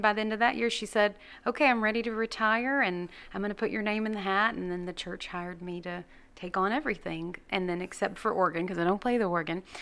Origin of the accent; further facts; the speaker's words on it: Gladewater, Texas, United States; I grew up in First Christian Gladewater